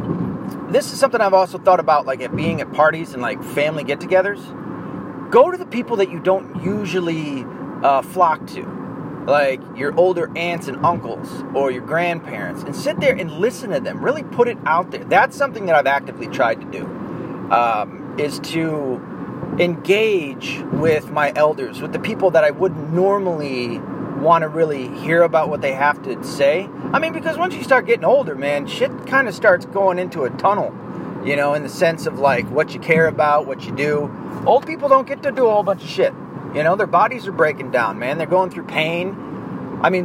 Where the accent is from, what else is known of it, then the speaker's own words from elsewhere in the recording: the South, United States; I was born and raised in the South